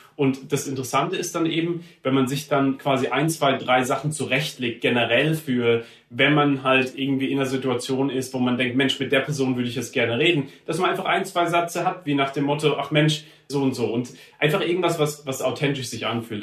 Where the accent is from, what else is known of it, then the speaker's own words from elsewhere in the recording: Heidelberg, Baden-Württemberg, Germany; ich bin in Heidelberg aufgewachsen, im Süden